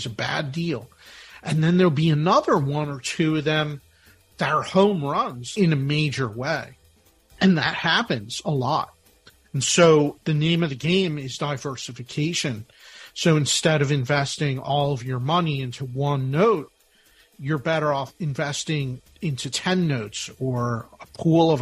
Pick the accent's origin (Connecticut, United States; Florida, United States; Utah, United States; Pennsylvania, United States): Pennsylvania, United States; Philadelphia; I'm from Philadelphia, the birthplace of our nation